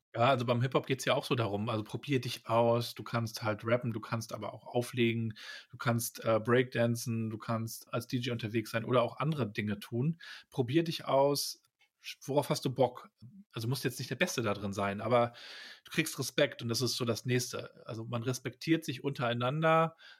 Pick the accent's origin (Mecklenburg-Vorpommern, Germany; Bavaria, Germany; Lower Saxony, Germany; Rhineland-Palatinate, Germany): Mecklenburg-Vorpommern, Germany; Rostock; Ich bin da ja in Rostock aufgewachsen